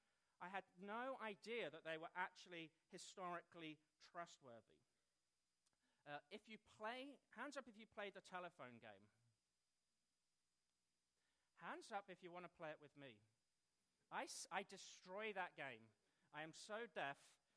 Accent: Cambridge, East of England, United Kingdom; So I grew up in a non-Christian home, 1976, in Cambridge, England. I'm not British, I'm English. People often say, are you British? No, I'm English. If you grew up in Cambridge, it's really post-Christian.

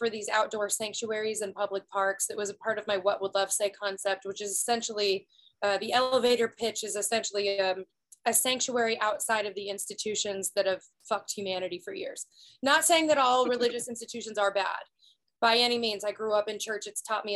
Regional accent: Prairie Village, Kansas, United States; moved away as an adult; also born or lived in Los Angeles, California; this place that I've called home my whole life

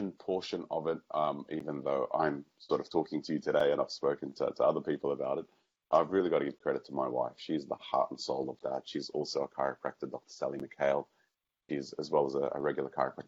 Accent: Australia; growing up in Australia

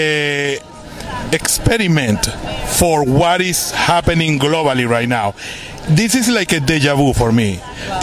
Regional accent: Venezuela; first language Spanish; English is a second language; moved away as an adult; now in United States; English is my second language. I'm from Venezuela, so I speak Spanish.

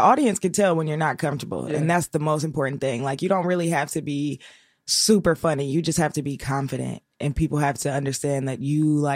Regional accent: Cincinnati, Ohio, United States; I'm from Cincinnati.

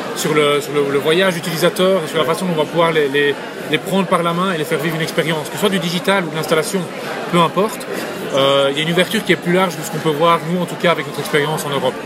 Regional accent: Belgium; moved away as an adult; now in United States; je suis un Belge aux États-Unis

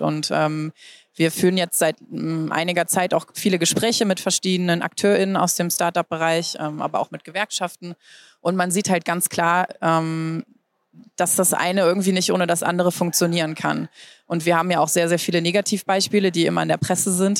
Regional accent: Germany; also born or lived in United States; bei uns in Deutschland

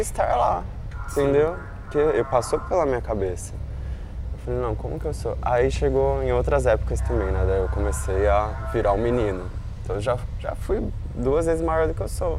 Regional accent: São Paulo, Brazil; moved away as an adult; now in Rio de Janeiro, Brazil; eu sou de São Paulo

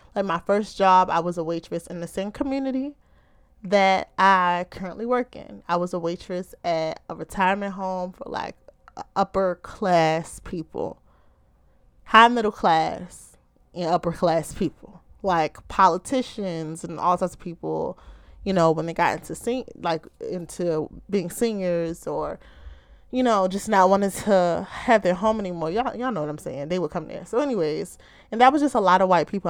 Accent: Baltimore, Maryland, United States

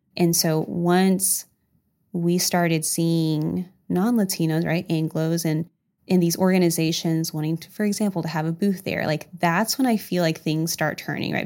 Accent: California, United States; also born or lived in Huntingburg, Indiana / El Salvador (parents); now in Indiana, United States; I'm actually not from Du Bois County, so I was born in California

